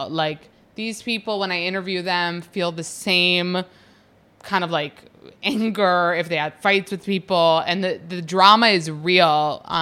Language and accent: English; East Coast, United States; only New York and New Jersey because I'm like from the East Coast, I guess.